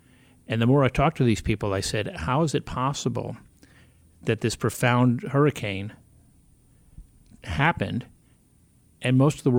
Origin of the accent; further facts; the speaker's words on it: South Florida, United States; Growing up in South Florida and having actually gone through some hurricanes as a child